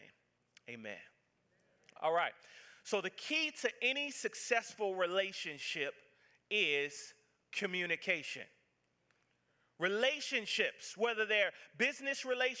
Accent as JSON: {"language": "English", "region": "the South", "country": "United States", "said": "I'm from the South"}